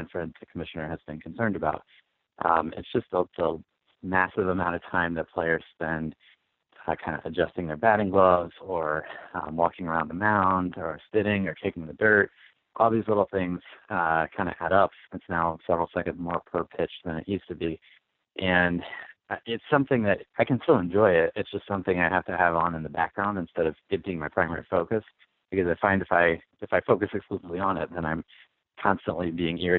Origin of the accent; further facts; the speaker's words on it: Harrisonburg, Virginia, United States; moved away as an adult; also born or lived in Chicago; I grew up in Harrisonburg, Virginia, small town in the Shenandoah Valley